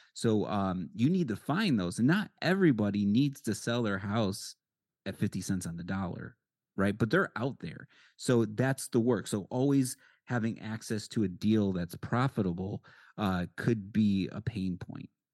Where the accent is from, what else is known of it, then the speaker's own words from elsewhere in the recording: Connecticut, United States; now in Arizona, United States; I'm from Connecticut